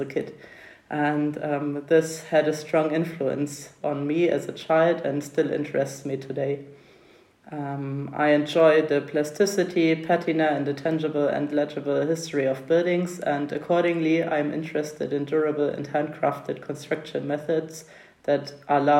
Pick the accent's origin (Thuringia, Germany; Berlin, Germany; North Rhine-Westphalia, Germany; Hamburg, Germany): Thuringia, Germany; I grew up in Thuringia in the 1990s